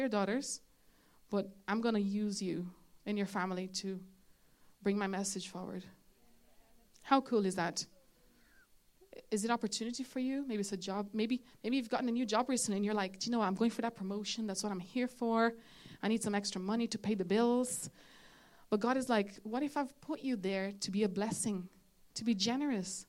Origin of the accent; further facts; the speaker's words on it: Brazil; now in Ireland; I'm from Brazil